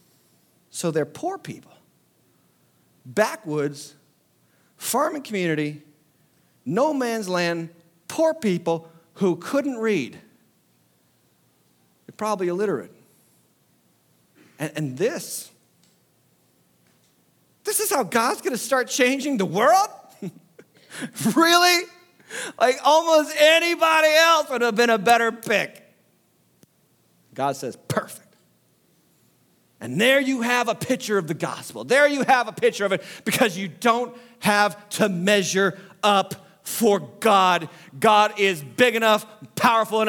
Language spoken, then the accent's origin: English; Western Massachusetts, United States; I'm from Western Massachusetts